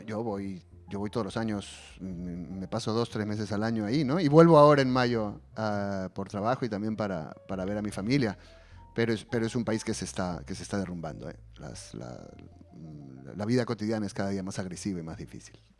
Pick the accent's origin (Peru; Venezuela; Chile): Peru; now in Spain; las poco más de dos décadas que llevo viviendo fuera de Perú y que te van convirtiendo en una persona que ya nunca volverá a ser el peruano